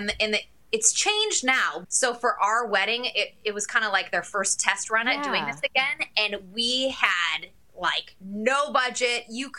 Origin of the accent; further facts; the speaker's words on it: Midwest, United States; Like, at least when I grew up in the Midwest, like, it's terribly cold, but at least it's really sunny on those cold days